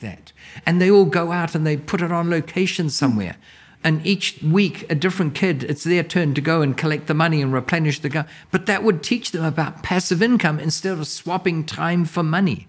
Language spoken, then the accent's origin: English; New Zealand; now in United States; I'm from New Zealand originally.